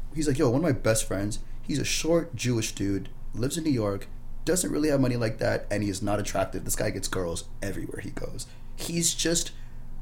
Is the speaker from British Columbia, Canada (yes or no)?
no; Brampton, Ontario, Canada; I grew up in Brampton. I grew up with these guys.